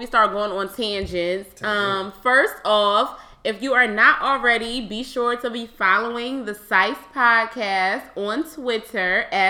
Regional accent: Philadelphia, Pennsylvania, United States; shout out to my hometown

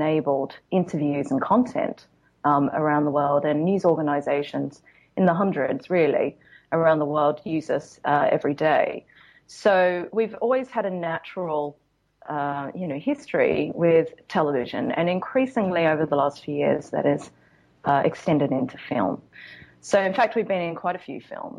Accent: Australia; now in Los Angeles, United States; I come from Australia where there's really only two seasons

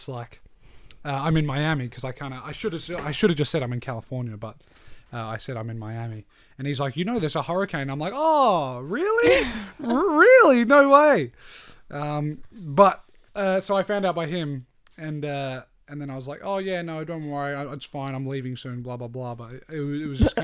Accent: Australia; we're Australian

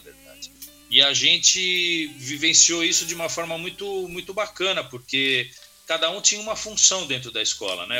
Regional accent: Brazil; sou brasileiro

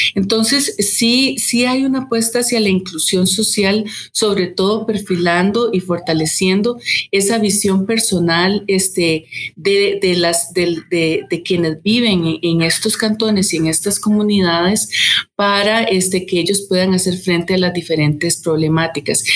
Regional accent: Costa Rica; como costarricenses

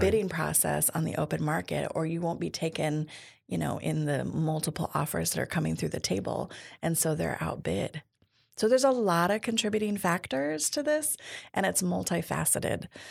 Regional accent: Tacoma, Washington, United States; I grew up here in Tacoma Pierce County

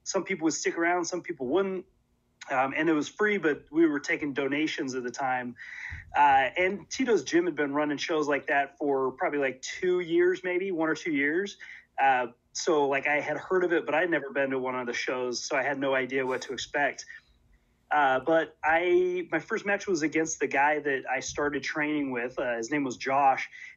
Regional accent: Portland, Oregon, United States; I grew up in Oregon, which is still where I am

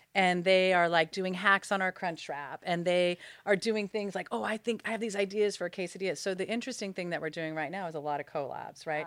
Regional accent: Los Angeles, California, United States; I'm born and raised in Los Angeles

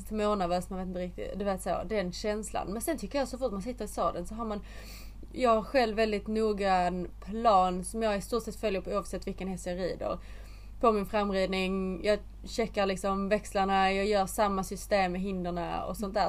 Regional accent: Sweden; now in England; när jag bodde hemma i Sverige

